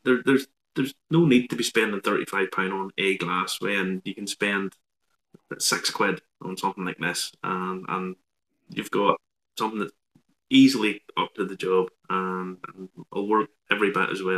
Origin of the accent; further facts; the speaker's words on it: Ballymena, Northern Ireland, United Kingdom; being from Ballymena